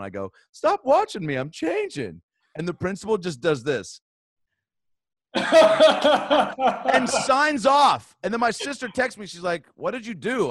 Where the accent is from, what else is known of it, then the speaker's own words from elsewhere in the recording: Seattle, Washington, United States; I grew up in Seattle